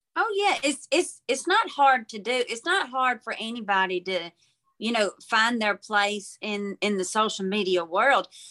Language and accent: English; Mobile, Alabama, United States; from Mobile, Alabama